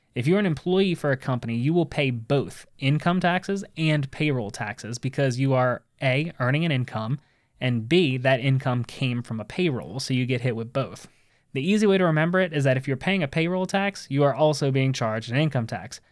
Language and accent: English; United States; we as American citizens